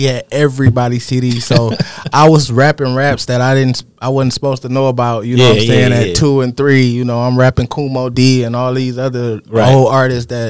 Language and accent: English; Detroit, Michigan, United States; I was young coming from Southwest Detroit. So, like, when I moved, I'm from West 7 Mile, like, specifically 7 Mile and Telegraph area.